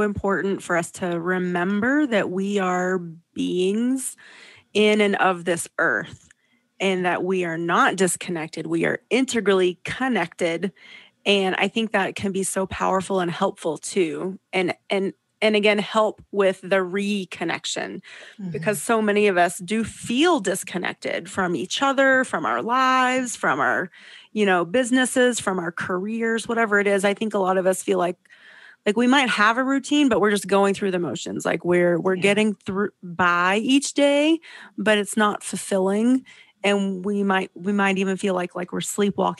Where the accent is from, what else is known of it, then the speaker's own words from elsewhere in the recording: Southeast, United States; now in Lake Tahoe, California, United States; I grew up in the Southeast.